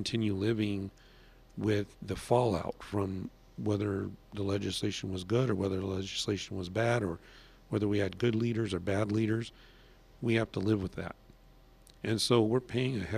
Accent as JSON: {"language": "English", "region": "California", "country": "United States", "moved": "yes", "said": "I'm originally from California. We had a very major illegal immigration problem"}